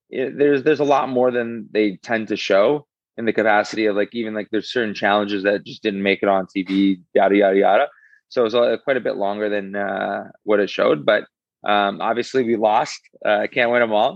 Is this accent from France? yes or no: no; Canada; I'm Canadian through and through